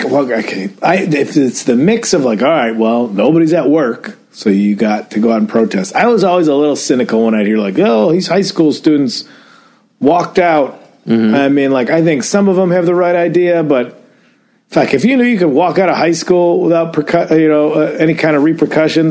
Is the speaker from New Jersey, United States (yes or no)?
no; Addison, Illinois, United States; moved away; even my hometown, even old Addison, Illinois, had a protest